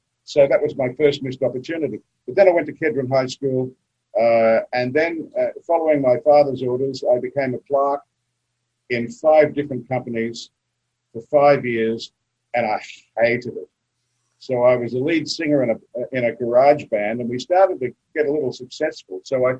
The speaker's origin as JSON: {"language": "English", "town": "Roma", "region": "Queensland", "country": "Australia", "tie": "born or raised there", "also_born_or_lived": "Brisbane, Queensland / Melbourne, Australia / West Hollywood, California", "said": "Oh, 4ZR Roma. That was my inspiration. I loved growing up in the bush. I was there till I was 14."}